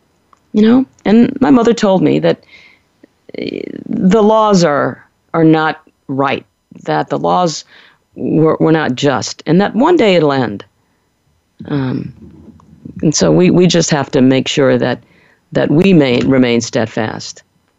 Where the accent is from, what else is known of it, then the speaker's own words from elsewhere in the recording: New Orleans, Louisiana, United States; growing up in New Orleans in the 50s and 60s